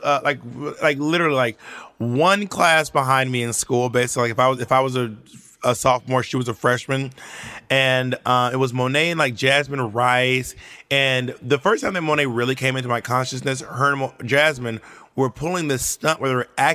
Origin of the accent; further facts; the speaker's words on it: New York City, New York, United States; I'm from Washington Heights